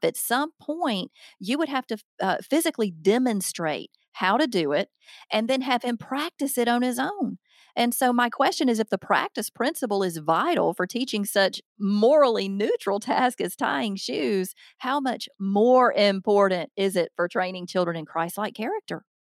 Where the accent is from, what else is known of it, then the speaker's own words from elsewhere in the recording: the South, United States; accent: Southern; now in Alabama, United States; I'm obviously from the South.